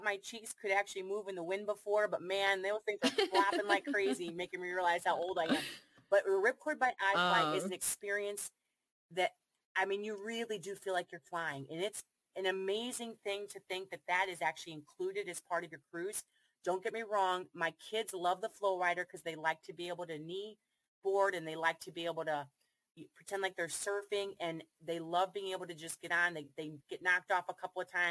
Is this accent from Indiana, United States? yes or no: no; Ohio, United States; I'm from Ohio